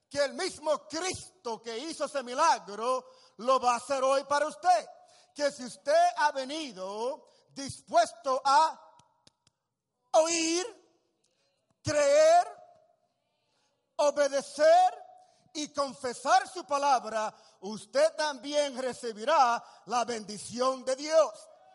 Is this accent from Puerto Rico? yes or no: yes; Puerto Rico; also born or lived in Tacoma, Washington, United States; nací puertorriqueño